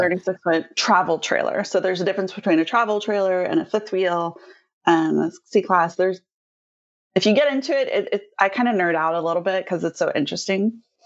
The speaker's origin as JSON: {"language": "English", "town": "Cincinnati", "region": "Ohio", "country": "United States", "also_born_or_lived": "Portland", "moved": "as an adult", "lives_now": "Maui, United States", "said": "we're actually from the Midwest, so Cincinnati, Ohio area is where we're originally from"}